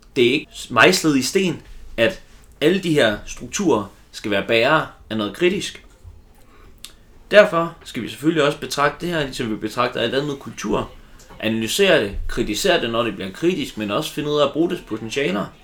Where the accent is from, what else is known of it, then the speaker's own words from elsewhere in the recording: Silkeborg, Central Denmark Region, Denmark; Jeg er selv fra Silkeborg